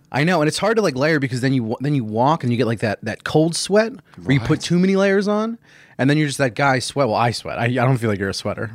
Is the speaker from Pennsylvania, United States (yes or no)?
yes; Philadelphia, Pennsylvania, United States; also born or lived in New York; I grew up in Philadelphia. Yeah, yeah, I was born here, and uh, born right outside of the city